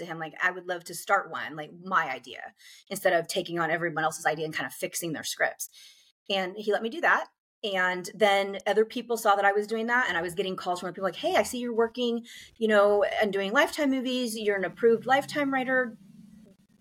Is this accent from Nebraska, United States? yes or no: yes; Nebraska, United States; moved away as an adult; I grew up in Nebraska, and at the time that I was growing up, I was a child in the 80s